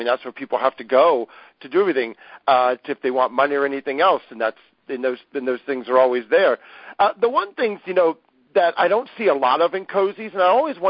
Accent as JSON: {"language": "English", "town": "Columbus", "region": "Ohio", "country": "United States", "tie": "born or raised there", "said": "where I grew up in Columbus, Ohio"}